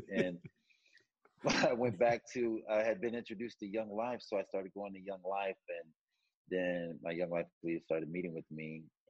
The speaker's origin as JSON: {"language": "English", "town": "Tacoma", "region": "Washington", "country": "United States", "tie": "born or raised there", "said": "I was raised in Tacoma, Washington, in a blue-collar town on the east side of Tacoma. And for those of you that are listening, if you know anything about that area, it's working class, and it's pretty diverse on that side of town."}